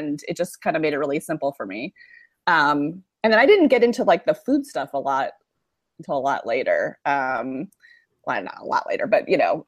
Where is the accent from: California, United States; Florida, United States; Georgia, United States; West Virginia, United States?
California, United States; Berkeley; also born or lived in San Francisco; I was born in Berkeley, California